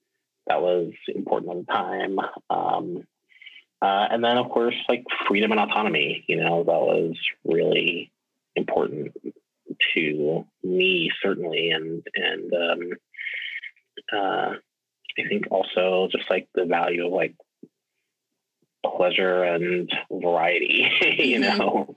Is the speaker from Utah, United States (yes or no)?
no; New Iberia, Louisiana, United States; also born or lived in Baton Rouge, Louisiana; I am originally from South Louisiana. I grew up in this little town called New Iberia